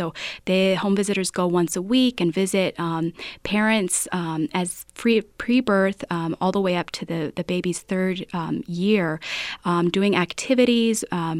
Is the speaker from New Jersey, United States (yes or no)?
no; Las Vegas, New Mexico, United States; born there; I was born in Las Vegas, New Mexico. I graduated from Mora High School